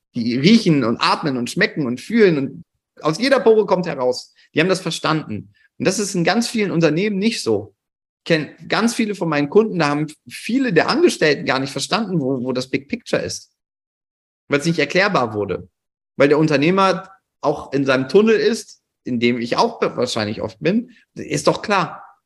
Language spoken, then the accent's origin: German; Cologne, North Rhine-Westphalia, Germany; bei uns in Köln